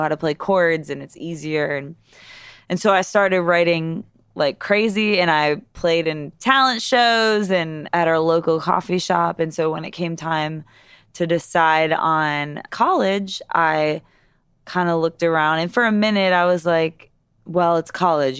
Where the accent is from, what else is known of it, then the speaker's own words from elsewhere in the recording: East Aurora, New York, United States; I grew up in East Aurora, New York, which is, like, twenty, thirty minutes south of Buffalo, New York.